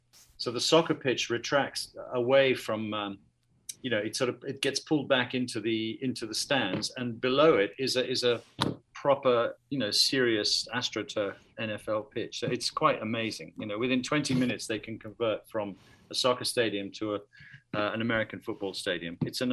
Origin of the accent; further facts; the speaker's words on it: London, United Kingdom; No, I'm English, and, you know, I was born in London, but I have a strong Greek and Italian connection in my family.